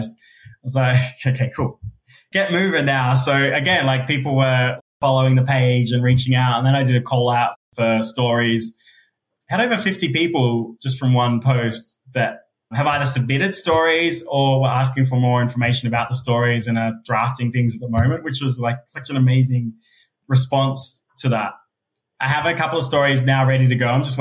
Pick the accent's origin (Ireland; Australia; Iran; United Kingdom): Australia; Adelaide, South Australia; accent: Aussie; moved away as an adult; also born or lived in Sydney, Australia; now in Melbourne, Australia; being a gay person of colour in Australia, growing up in Adelaide